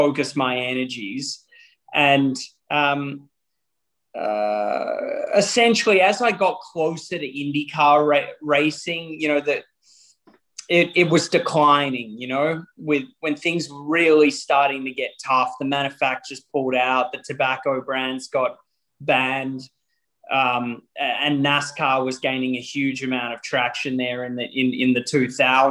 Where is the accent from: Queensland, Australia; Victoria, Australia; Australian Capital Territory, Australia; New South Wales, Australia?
Victoria, Australia; Melbourne; my hometown of Melbourne